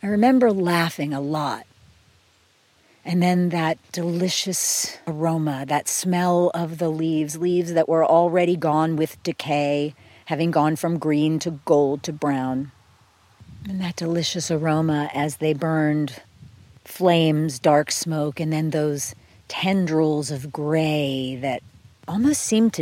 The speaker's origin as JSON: {"language": "English", "area": "outside of Philadelphia", "region": "Pennsylvania", "country": "United States", "tie": "born or raised there", "said": "When I was a kid, I grew up outside of Philadelphia"}